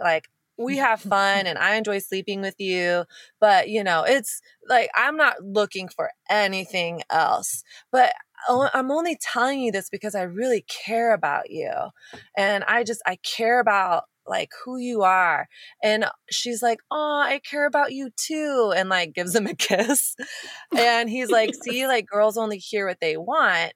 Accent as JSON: {"language": "English", "country": "United States", "tie": "born or raised there", "said": "growing up in America"}